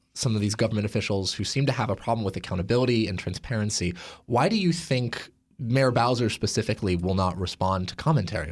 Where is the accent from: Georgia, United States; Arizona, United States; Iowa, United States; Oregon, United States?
Oregon, United States; Portland; my hometown of Portland, Oregon